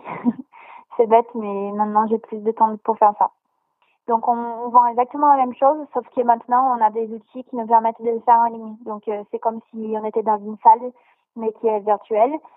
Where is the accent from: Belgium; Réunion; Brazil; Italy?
Brazil; now in France; je viens du Brésil